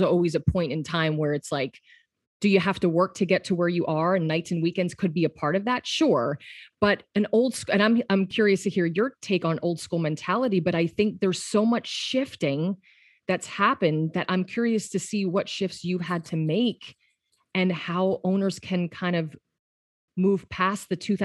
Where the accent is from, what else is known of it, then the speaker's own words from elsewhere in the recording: Pennsylvania, United States; now in Los Angeles, United States; I'm from Pennsylvania